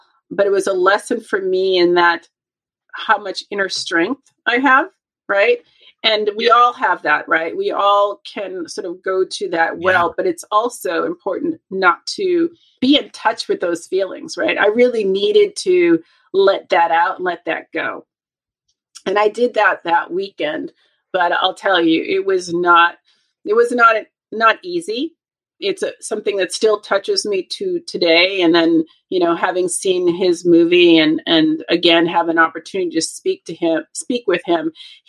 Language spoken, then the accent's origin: English; Boston, Massachusetts, United States; moved away as an adult; also born or lived in Los Angeles, California; I am from Boston, Massachusetts, and I have spent most of my adult life and career in Los Angeles and in California, right?